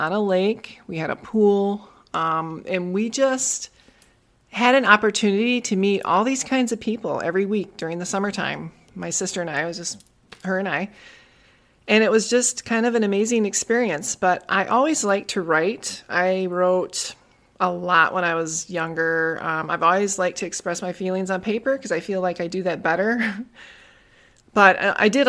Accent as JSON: {"language": "English", "town": "Tomahawk", "region": "Wisconsin", "country": "United States", "tie": "born or raised there", "said": "it was a small town up in northern Wisconsin. It's about, I would say, about 4 hours north of Milwaukee"}